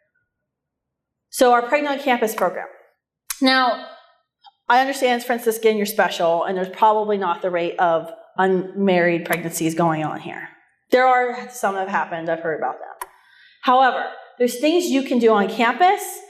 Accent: West Virginia, United States; moved away as an adult; also born or lived in Ohio Valley / Washington, D.C.; now in Minnesota, United States; I grew up in West Virginia.

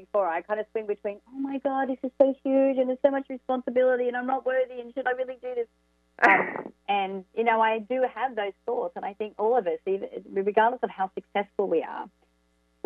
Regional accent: Orange, New South Wales, Australia; moved away as an adult; also born or lived in Sydney; Orange is my hometown.

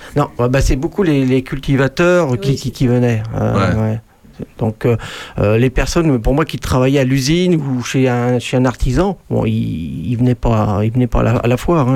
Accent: Charny, Bourgogne-Franche-Comté, France; je suis de Charny même. Donc, c'est-à-dire que ça fait 59 ans que je suis à Charny.

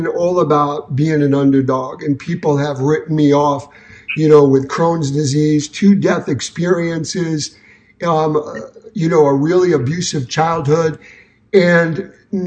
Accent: New York City, New York, United States; moved away as an adult; now in Detroit, United States; I'm from Brooklyn, New York, but my hometown for the last almost 40 years is Detroit

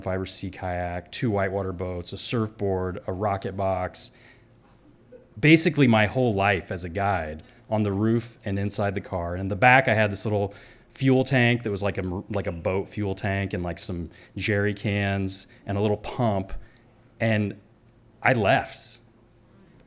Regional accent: the Ozarks, Missouri, United States; moved away; also born or lived in Alaska / Belize; I grew up in Missouri in the Ozarks

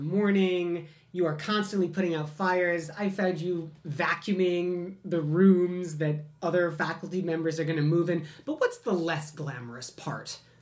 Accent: Midwest, United States; I'm a Midwesterner

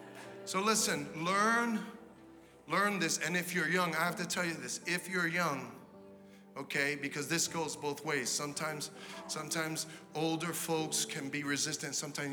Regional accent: New York City, New York, United States; I'm a kid from Brooklyn, from the hood

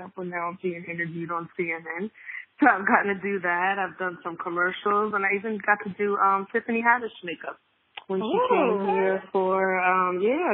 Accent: New Jersey, United States; moved away as an adult; also born or lived in North Carolina; now in Washington, D.C. area, United States; I'm originally from a small town outside of Philadelphia, small town in Jersey

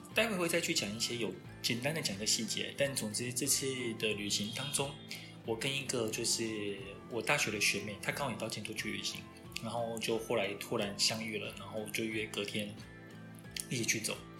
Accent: Taiwan; 我们台湾人

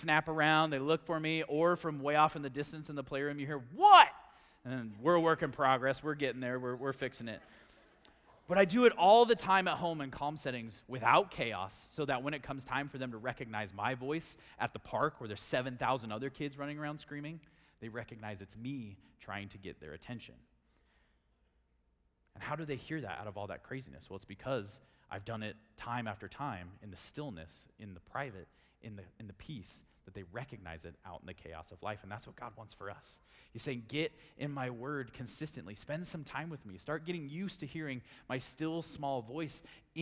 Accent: Grand Junction, Colorado, United States; also born or lived in Durango; I grew up here in Grand Junction, born and raised

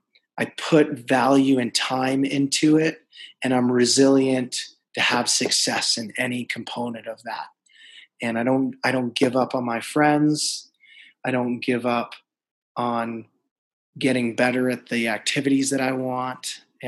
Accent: New York, United States; I would say resilience is that, you know, if you've ever met a New Yorker, you know, they're up front.

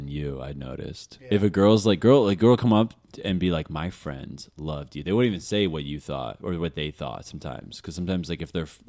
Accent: Northbrook, Illinois, United States; I'm from Northbrook.

